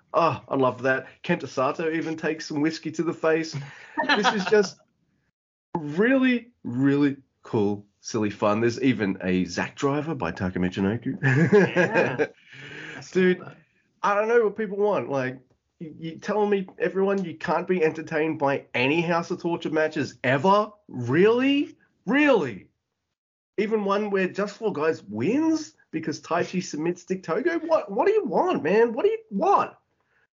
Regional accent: Australia

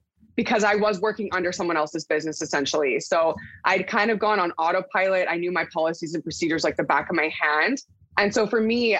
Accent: Port Coquitlam, British Columbia, Canada; now in Abbotsford, Canada; I'm originally from Port Coquitlam, BC, and now currently in Abbotsford

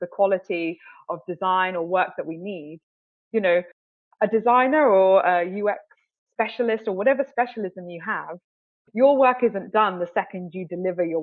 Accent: the West Country, near Bath, South West England, United Kingdom; moved away as an adult; now in London, United Kingdom; I grew up in the West Country, down near Bath, very idyllic, very beautiful

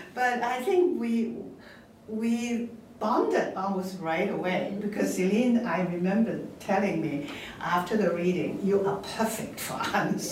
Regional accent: Hong Kong; moved away; I'm from Hong Kong originally. I'm Chinese

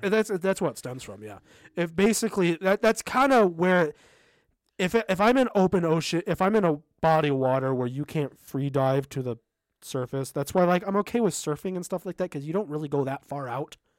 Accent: Southern California, United States; I grew up in Southern California, kind of in a desert area, uh, east of Los Angeles

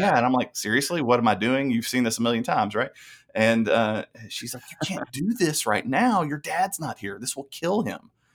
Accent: Lebanon, Tennessee, United States; I grew up in Lebanon, Tennessee, uh, a little small town then

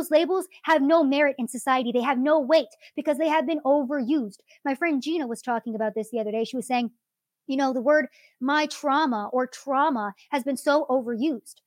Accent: United States; I view myself as an American

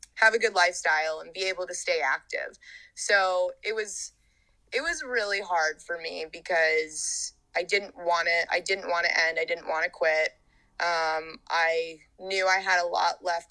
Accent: Georgia, United States; moved away as an adult; also born or lived in Hawaii; I'm a diver. I'm from Georgia and I went to the University of Hawaii to dive

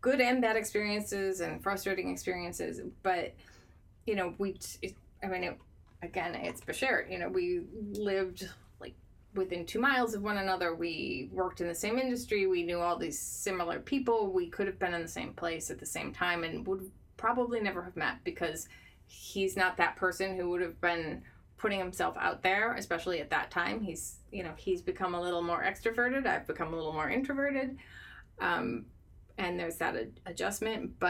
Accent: Midwest, United States; I'm a Midwesterner.

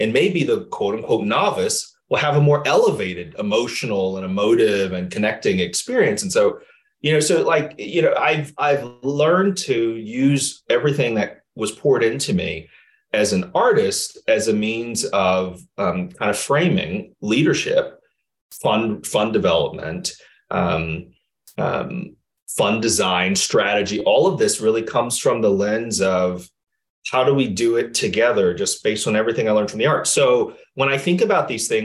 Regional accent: Chicago, Illinois, United States; I grew up in the South Side of Chicago

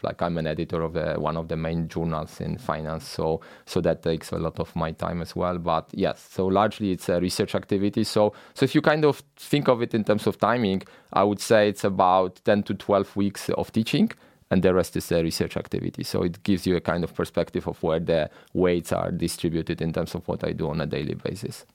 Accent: Poland; moved away as an adult; I grew up in Poland

